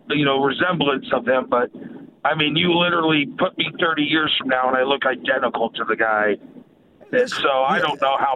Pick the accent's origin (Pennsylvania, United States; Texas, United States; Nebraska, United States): Nebraska, United States; Bellevue; Bellevue. I went to Bellevue East.